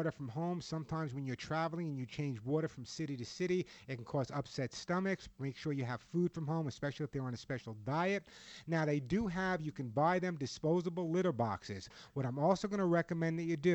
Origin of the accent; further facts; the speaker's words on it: Oceanside, New York, United States; moved away; I grew up on New York, and I got a high school reunion coming up